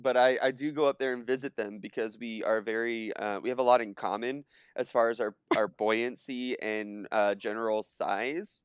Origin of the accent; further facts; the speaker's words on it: Southern California, United States; I grew up in Southern California